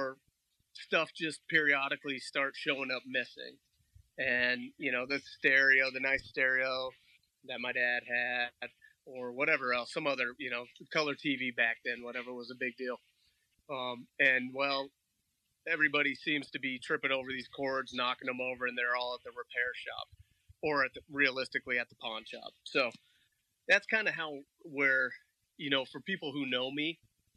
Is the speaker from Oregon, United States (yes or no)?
yes; Milwaukie, Oregon, United States; also born or lived in Southeast Portland, Oregon; For the most part, we grew up in Milwaukee, raised in Milwaukee